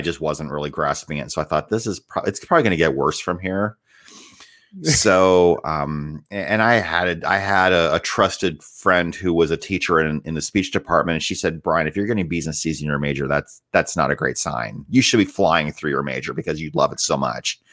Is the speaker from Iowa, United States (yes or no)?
yes; Northwood, Iowa, United States; also born or lived in Decatur, Illinois; I grew up in a little town called Northwood, Iowa